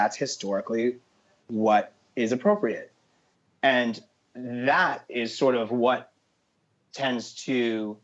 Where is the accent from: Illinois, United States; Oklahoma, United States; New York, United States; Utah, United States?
New York, United States; New York City; I'm a born and raised New Yorker, and I represent the city. I represent Harlem